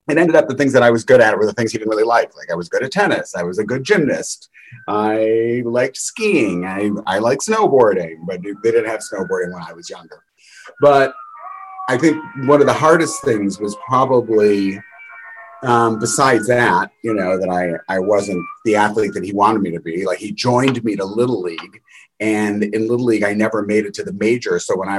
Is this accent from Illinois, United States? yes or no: yes; Chicago, Illinois, United States; I grew up in a suburb outside of Chicago.